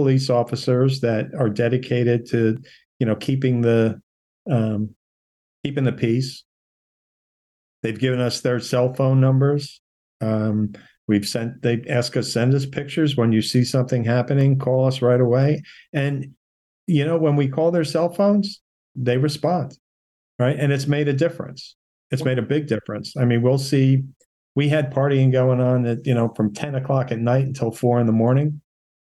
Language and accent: English; New Jersey, United States; moved away; I'm actually from New Jersey